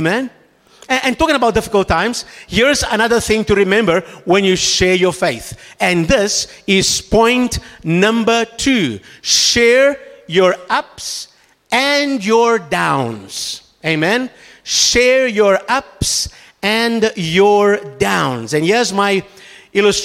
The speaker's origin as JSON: {"language": "English", "country": "Brazil", "said": "I come from Brazil, where the nuts come from."}